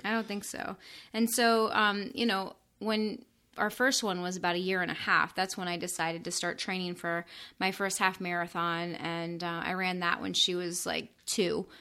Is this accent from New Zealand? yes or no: no; Florida, United States; moved away as an adult; also born or lived in northern Indiana; I'm from Florida